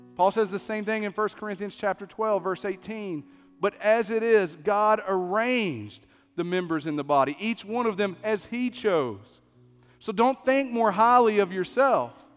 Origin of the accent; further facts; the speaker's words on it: East Tennessee, United States; I grew up in East Tennessee